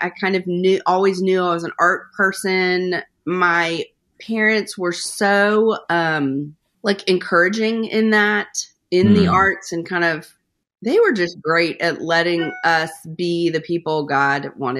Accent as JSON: {"language": "English", "region": "Rhode Island", "country": "United States", "tie": "born or raised there", "also_born_or_lived": "Atlanta", "said": "I always say, really, that I feel like I grew up in Rhode Island, so I feel like I'm a New Englander in my heart, because we moved there when I was in about sixth grade, and I graduated from high school there."}